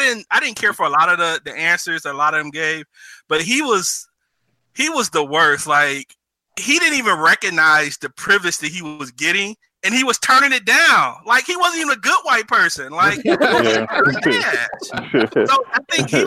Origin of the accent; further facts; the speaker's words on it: Detroit, Michigan, United States; I'm from Detroit